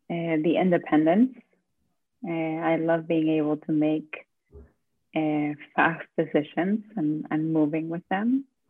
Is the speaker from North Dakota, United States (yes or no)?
no; Florida, United States; also born or lived in Argentina; I'm originally from Florida and Argentina.